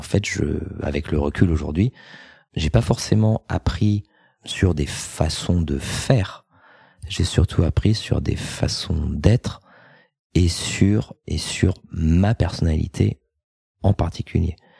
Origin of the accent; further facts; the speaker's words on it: France; moved away as an adult; also born or lived in United States; mon pays d'origine, donc la France.